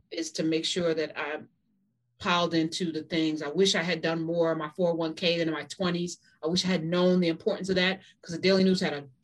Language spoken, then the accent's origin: English; Jamaica; You know, I'm Jamaican, so that's hysterical.